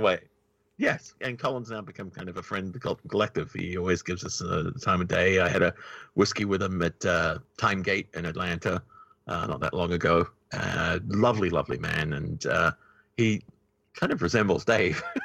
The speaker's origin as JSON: {"language": "English", "country": "New Zealand", "said": "New Zealand"}